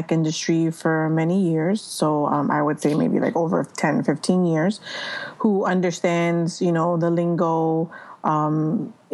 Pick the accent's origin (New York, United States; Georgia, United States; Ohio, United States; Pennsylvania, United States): New York, United States; New York City; I'm from New York City, born and raised